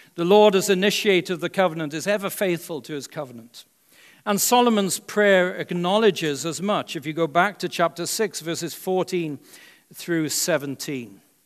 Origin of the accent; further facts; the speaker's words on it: Wales, United Kingdom; now in United States; When I was growing up in Wales